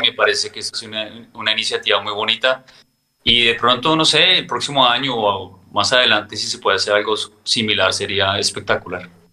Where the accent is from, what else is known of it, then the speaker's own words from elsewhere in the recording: Bogotá, Colombia; moved away as an adult; now in United States; yo vivo en Estados Unidos desde hace 17 años. Soy de Bogotá.